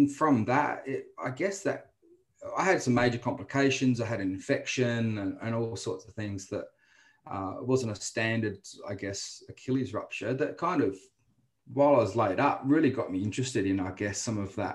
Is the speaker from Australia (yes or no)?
yes; Adelaide, South Australia, Australia; moved away as an adult; now in Brisbane, Australia; originally born and bred in Adelaide